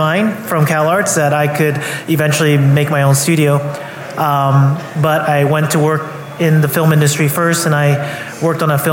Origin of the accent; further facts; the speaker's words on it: Omaha, Nebraska, United States; also born or lived in Norfolk, Nebraska / Los Angeles, California; I'm originally from Norfolk, Nebraska, not too far from here, a small country town. And I did a lot of growing up in Omaha